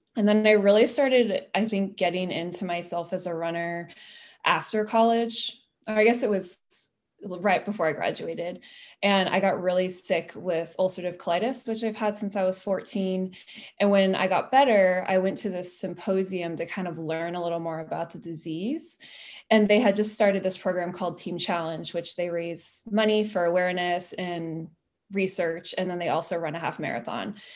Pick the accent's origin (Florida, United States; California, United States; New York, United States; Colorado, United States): California, United States; Petaluma; moved away; I grew up in Petaluma